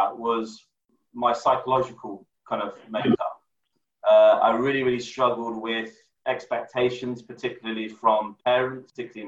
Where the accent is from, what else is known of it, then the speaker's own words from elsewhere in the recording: London, United Kingdom; now in Nottingham, United Kingdom; I'm originally from London. So I've been born and brought up in London.